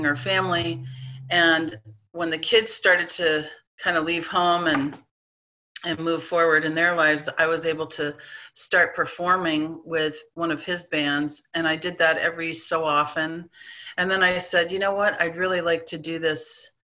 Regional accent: East Coast, United States; moved away as an adult; now in Iowa, United States; I grew up on the East Coast

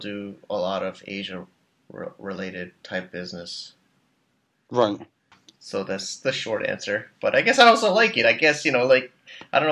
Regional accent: United States; moved away as an adult; also born or lived in China; as an American

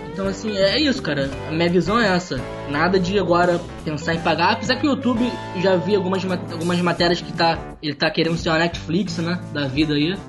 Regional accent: Rio de Janeiro, Brazil; eu também sou do Rio de Janeiro

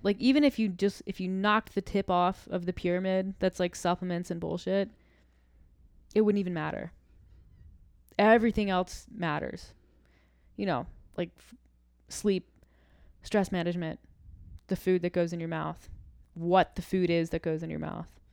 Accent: the South, United States; I'm from the South

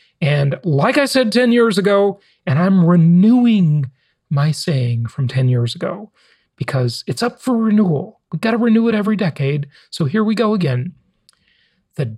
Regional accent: Los Angeles, California, United States; moved away as an adult; also born or lived in Orange County, California; coming to us from my hometown of Los Angeles

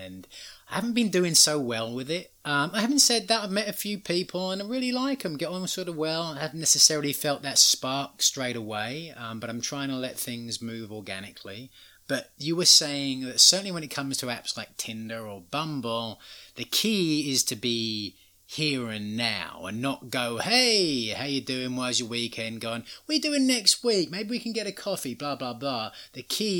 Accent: England, United Kingdom; now in Los Angeles, United States; how I was raised in England

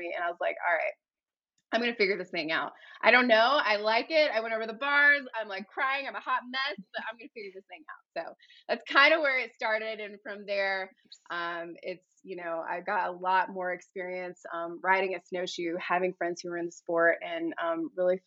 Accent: West Virginia, United States; moved away as an adult; now in Sedona, United States; I'm originally from West Virginia

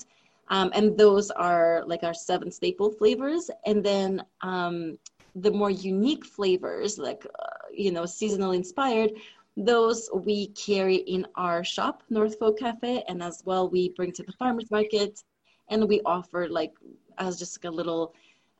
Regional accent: Russia; moved away; I grew up in Russia

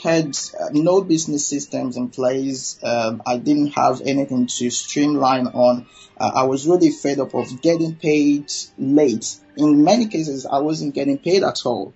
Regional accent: Nigeria; now in London, United Kingdom; I'm a Nigerian

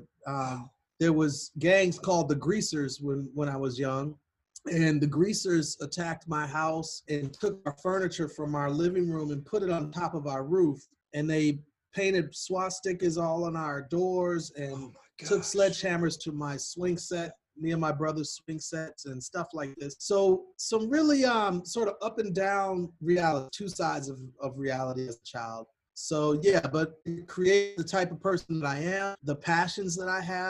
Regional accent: Milwaukee, Wisconsin, United States; I was born in Milwaukee, Wisconsin

